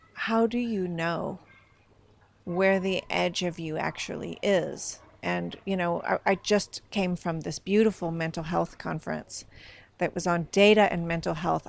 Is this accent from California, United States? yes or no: yes; Northern California, United States; now in Sweden; I, I come from Northern California